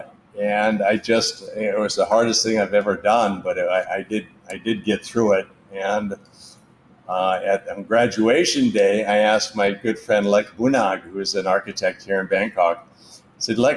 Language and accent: English; Anaheim, California, United States; now in Southeast Asia; I grew up in Anaheim and amongst the walnut groves and the orange groves.